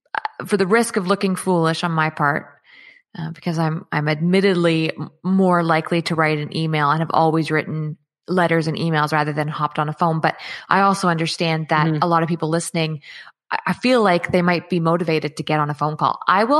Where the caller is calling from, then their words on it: Chilliwack, British Columbia, Canada; I'm in British Columbia in Chilliwack.